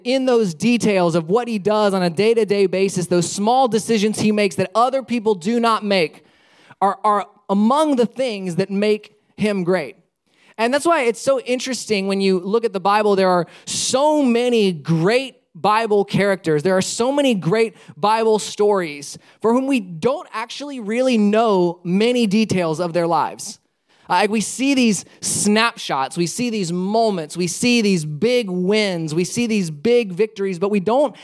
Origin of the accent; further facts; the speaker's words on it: Alabama, United States; also born or lived in Palatka, Florida; now in Sarasota, United States; I spent a good majority of my life growing up in Alabama.